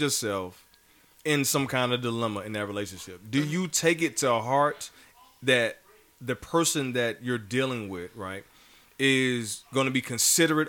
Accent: the South, United States; we're from the South

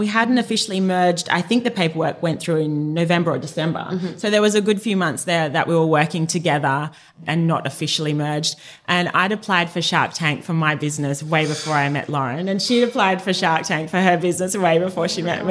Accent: Sydney, New South Wales, Australia; we're two girls from Bondi

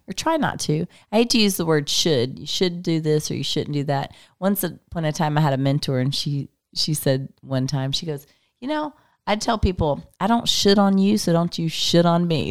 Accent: Texas, United States; I'm from Texas.

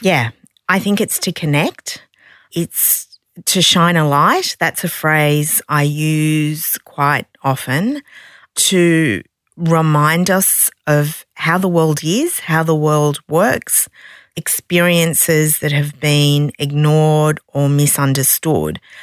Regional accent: Sydney, New South Wales, Australia; I'm from Sydney

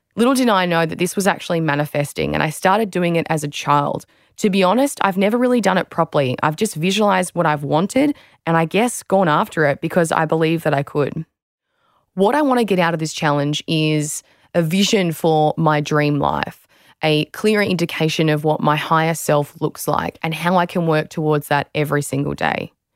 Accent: Australia

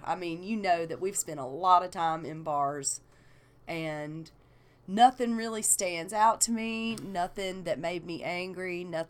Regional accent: Atlanta, Georgia, United States; We're from ATL, baby!

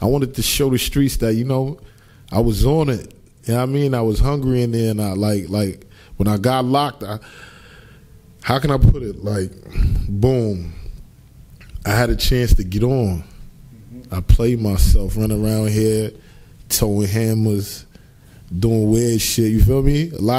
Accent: New York City, New York, United States; I'm from East Flatbush. The 40s to be exact

